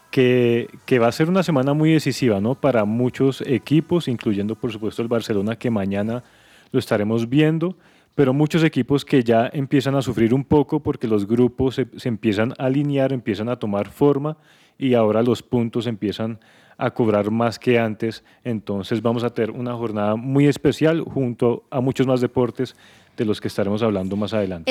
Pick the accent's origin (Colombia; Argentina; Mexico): Colombia; como colombianos